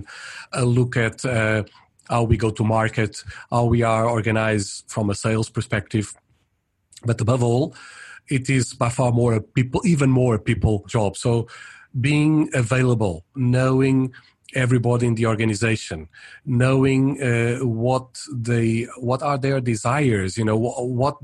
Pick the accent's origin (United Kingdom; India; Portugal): Portugal; moved away as an adult; also born or lived in Paris, France / Brazil / United States / Netherlands; mainly my country of origin, I'm Portuguese. And so for a long period, I lived in Portugal